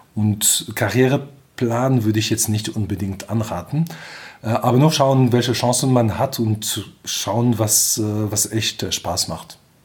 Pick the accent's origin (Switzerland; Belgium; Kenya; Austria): Belgium; German is a second language; moved away as an adult; also born or lived in England / United States / Delft, Netherlands; now in Germany; komme aus Belgien, spreche normalerweise auch Französisch, daher vielleicht meinen schönen Akzent.